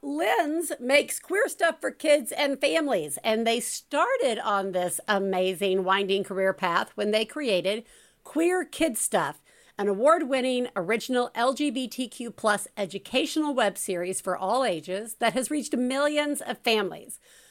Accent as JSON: {"language": "English", "region": "the South", "country": "United States", "said": "As a Southerner myself"}